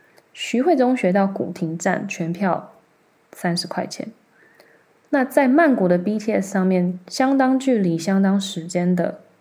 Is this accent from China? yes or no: no; Taiwan; also born or lived in Thailand; 前两年我回泰国过年的时候，约了几个高中同学见面吃饭。呃，一个韩国人，两个泰国人，加上我一个台湾人。